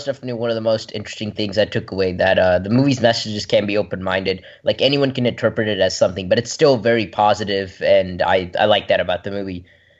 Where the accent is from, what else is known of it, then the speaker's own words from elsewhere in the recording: Brentwood, Tennessee, United States; from Brentwood, Tennessee, and you're listening to Kids First Coming Attractions.